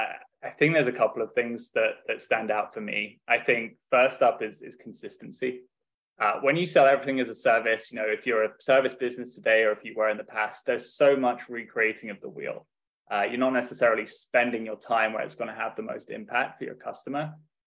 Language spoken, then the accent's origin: English; Dubai, United Arab Emirates; I've kind of been all over the world, really. Grew up in Dubai in the Middle East and had a great upbring